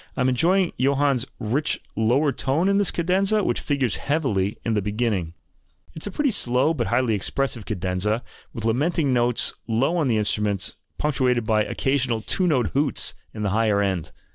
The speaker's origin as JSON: {"language": "English", "country": "United States", "said": "because I'm American"}